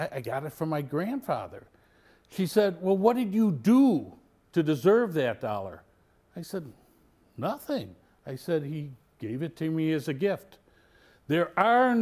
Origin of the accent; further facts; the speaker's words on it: Mount Prospect, Illinois, United States; The home I grew up in on Fairview Street in Mount Prospect was less than a block away from the local grade school